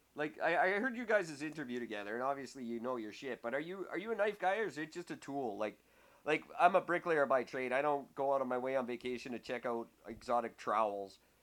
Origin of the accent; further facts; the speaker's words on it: Canada; I'm from Canada.